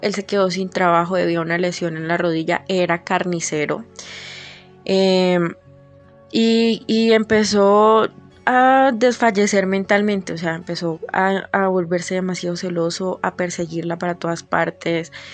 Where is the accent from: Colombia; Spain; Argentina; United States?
Colombia; soy de Colombia